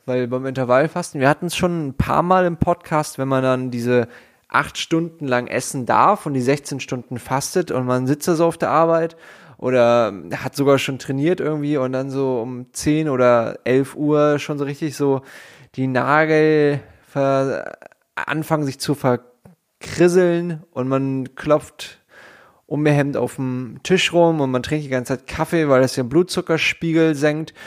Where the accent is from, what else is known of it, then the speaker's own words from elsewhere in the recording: Hamburg, Germany; ich komme aus Hamburg Süd